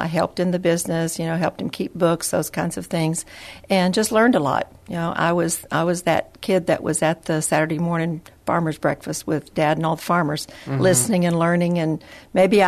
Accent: West Texas, United States; also born or lived in Odessa, Texas; I'm a Texas girl, born and raised kind of several different locations in Texas, so west, north, south

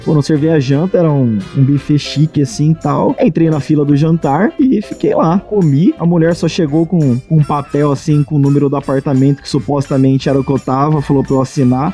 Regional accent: Bauru, São Paulo, Brazil; sou de São Paulo, interior de São Paulo, Bauru.

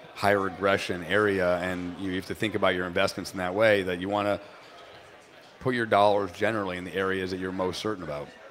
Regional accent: New Hampshire, United States; moved away; also born or lived in Boston; I grew up in New Hampshire

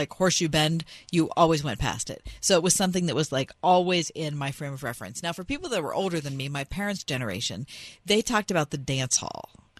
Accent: West View, Pennsylvania, United States; I grew up in Westview.

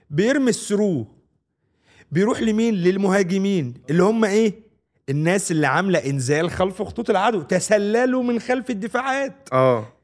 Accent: Egypt; والحاجات الجميله اللي اتربينا عليها في مصر دي هي دي

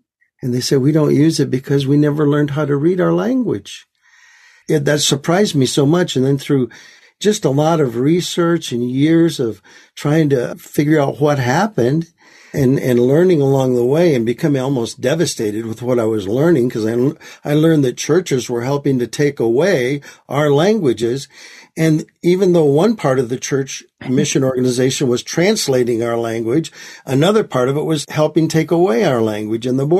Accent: Michigan, United States; now in Maricopa, United States; I was born and raised in Michigan

